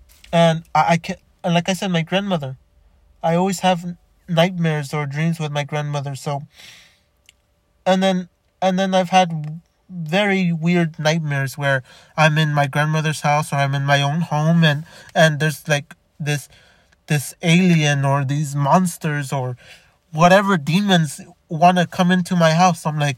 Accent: Los Angeles, California, United States; born there; also born or lived in Chicago / Downey; now in Montebello, United States; I lived in Chicago, I lived in Downey, I lived in Los Angeles, I was born in Boyle Heights, I lived in Montebello before living in where I live now in Montebello

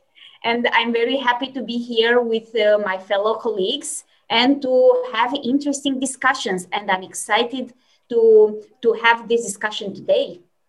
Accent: Romania; now in Germany; I'm from Romania, and obviously I live in Germany.

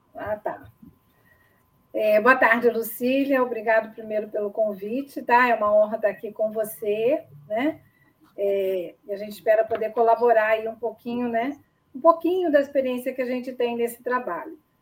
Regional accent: Niterói, Rio de Janeiro, Brazil; moved away; also born or lived in Cuiabá; eu sou de Niterói

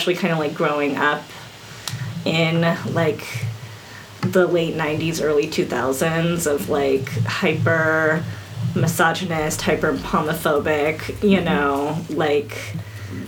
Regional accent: Bay Area, California, United States; I was born and raised in the Bay Area, so I've always been here.

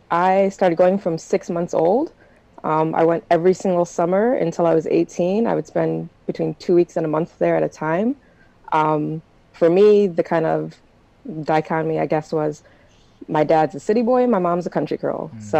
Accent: United States; I'm very American. I'm not that Jamaican.

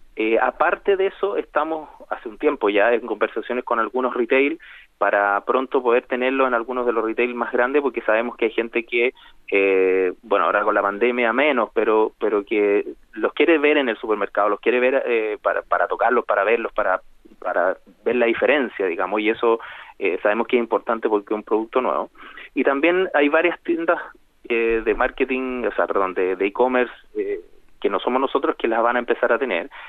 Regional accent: Chile; nosotros tenemos como chilenos

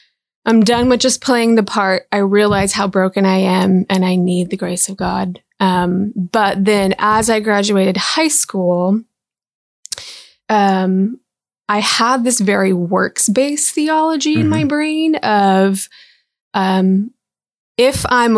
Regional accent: Big Rapids, Michigan, United States; So I was born in Big Rapids, Michigan, right? I grew up mostly in Michigan. I moved around quite a bit.

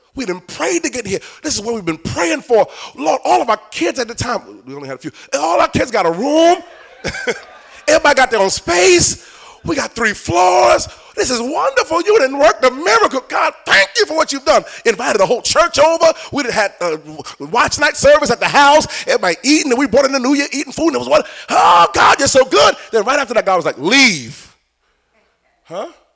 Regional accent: New York, United States; I'm a New Yorker

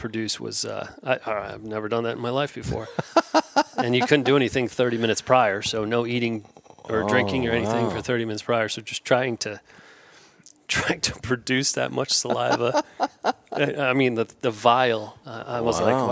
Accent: New Jersey, United States; moved away as an adult; now in Tennessee, United States; I grew up just outside of New York City, about an hour and a half west of New York City, in New Jersey. I was there for 19 years

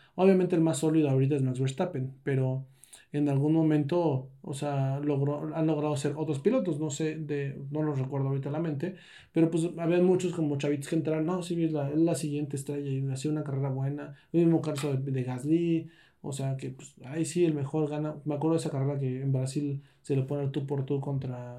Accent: Mexico; somos mexicanos

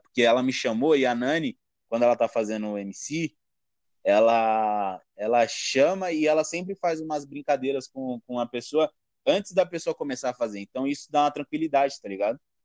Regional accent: Guaianazes, São Paulo, Brazil; Eu sou de Guaianazes, mano. Eu moro Guaianazes

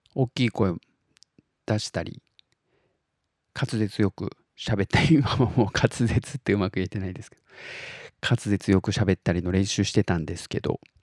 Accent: Tottori, Japan; 僕が鳥取生まれギターポップ育ち

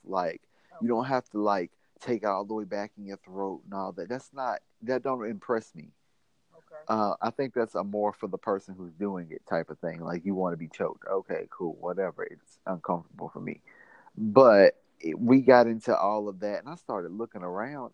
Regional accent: Mississippi, United States; I'm from Mississippi

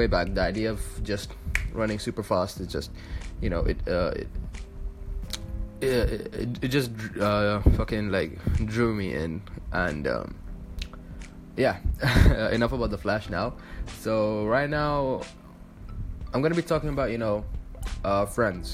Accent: Dubai, United Arab Emirates; moved away as an adult; now in Egypt; I am Egyptian, but I was born and raised in the United Arab Emirates, specifically Dubai

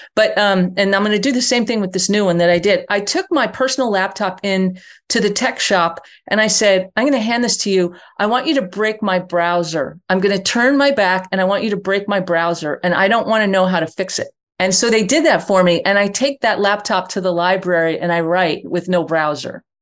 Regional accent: New York, United States; I grew up in New York, not Texas.

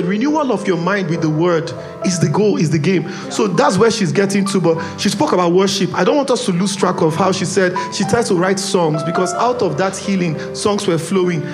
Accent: Port Harcourt, Rivers State, Nigeria; I grew up in Port Harcourt. The part of town I grew up, there was enough vices to go around.

